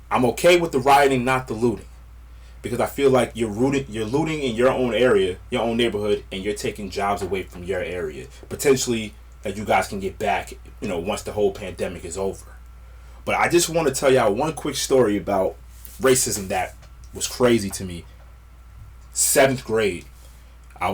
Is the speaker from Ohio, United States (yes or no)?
no; Westwood, New Jersey, United States; I grew up in Westwood, New Jersey.